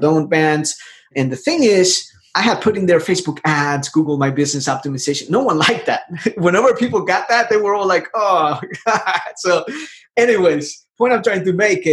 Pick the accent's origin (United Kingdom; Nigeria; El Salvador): El Salvador; now in United States; I'm from El Salvador. I came to the United States back in 98. I am an immigrant.